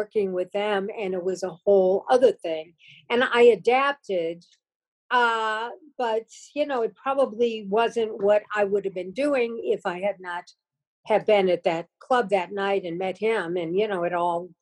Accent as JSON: {"language": "English", "region": "Missouri", "country": "United States", "moved": "yes", "said": "I came from Missouri"}